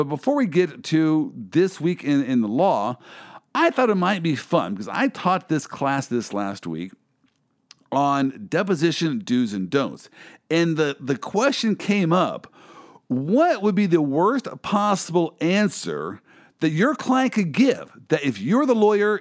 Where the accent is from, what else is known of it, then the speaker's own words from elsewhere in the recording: Kansas City, United States; I am from Kansas City